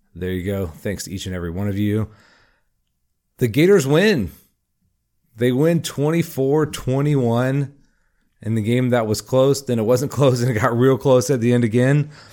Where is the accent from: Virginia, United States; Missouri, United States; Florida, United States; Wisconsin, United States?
Florida, United States; Jacksonville; I'm from Jacksonville